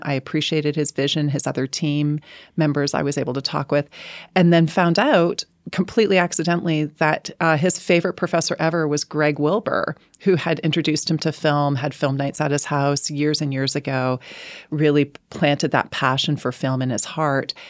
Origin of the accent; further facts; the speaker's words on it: Canada; I'm speaking as a Canadian here